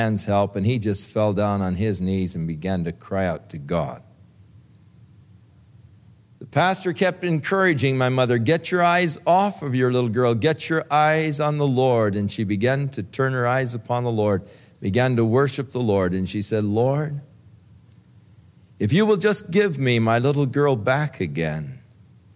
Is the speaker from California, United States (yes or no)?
yes; Ventura, California, United States; I was born in the Big Sisters Hospital in Ventura